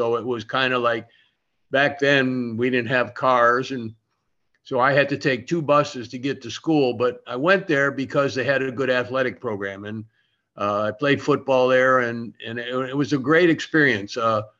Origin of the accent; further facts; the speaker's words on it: Toledo, Ohio, United States; moved away as an adult; also born or lived in Lima, Ohio / Florida; now in Sarasota, United States; I was born in Toledo, Ohio. I went to St. Francis de Sales High School, which was an all boys Catholic school.